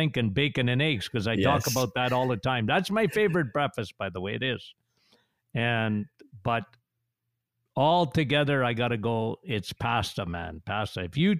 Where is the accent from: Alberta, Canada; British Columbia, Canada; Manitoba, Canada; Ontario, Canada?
Ontario, Canada; Timmins; Timmins, Ontario. Shania Twain and I.